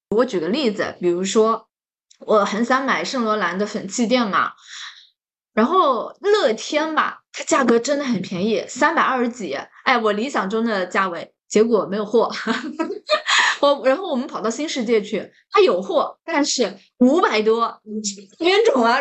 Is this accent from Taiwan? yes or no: no; Jiangsu-Zhejiang, China; 像我们江浙人就喜欢吃